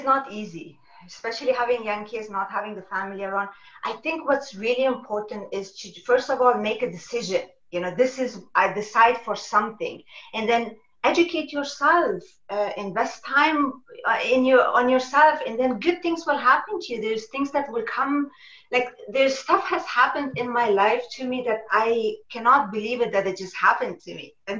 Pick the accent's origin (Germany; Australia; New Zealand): Germany; also born or lived in Afghanistan; I was born in Afghanistan. We immigrated when I was a little to Germany.